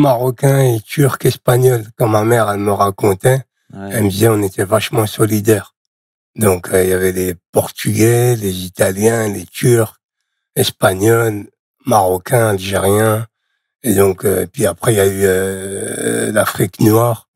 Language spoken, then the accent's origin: French; Charleville-Mézières, Grand Est, France; moved away as an adult; also born or lived in Nouzonville; Je suis né à Charleville-Mézières dans les Ardennes.